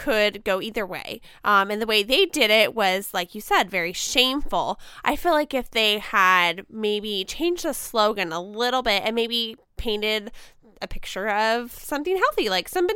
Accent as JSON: {"language": "English", "country": "United States", "said": "as an American woman"}